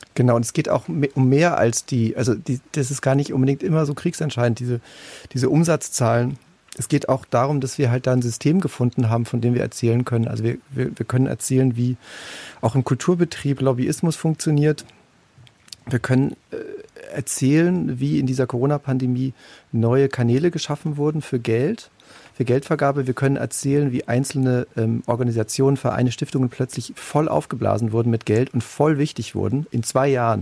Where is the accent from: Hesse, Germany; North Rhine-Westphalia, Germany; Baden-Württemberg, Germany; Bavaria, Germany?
Bavaria, Germany; Munich; Ich komme auch aus München